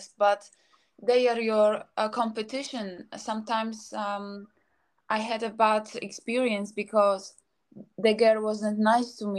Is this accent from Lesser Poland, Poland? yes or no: yes; Krakow, Lesser Poland, Poland; moved away as an adult; now in London, United Kingdom; I was born in Krakow